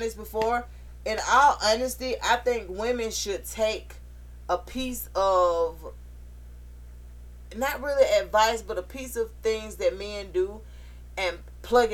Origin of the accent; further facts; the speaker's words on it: Atlanta, Georgia, United States; born and raised in Atlanta